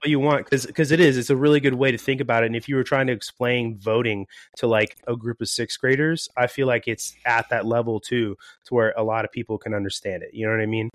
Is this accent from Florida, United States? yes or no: yes; Florida, United States; moved away as an adult; now in California, United States; I'm originally from Florida